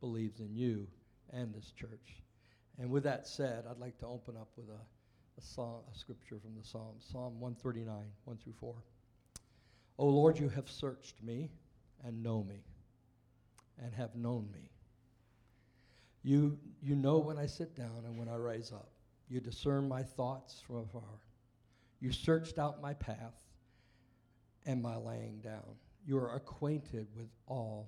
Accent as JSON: {"language": "English", "area": "Welsh", "region": "Wales", "country": "United Kingdom", "said": "being Welsh, I invited my parents, who were Welsh"}